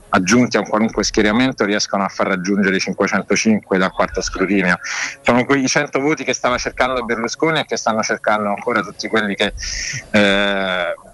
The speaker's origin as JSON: {"language": "Italian", "town": "Rome", "region": "Lazio", "country": "Italy", "tie": "born there", "said": "Senti, io sono nato a Rione Monti"}